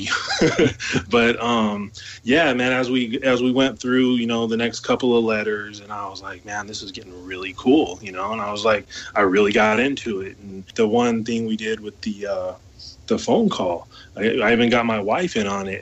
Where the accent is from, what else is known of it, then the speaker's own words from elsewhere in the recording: Sacramento, California, United States; growing up in Sacramento, like I said, I'm like maybe an hour and a half from Vallejo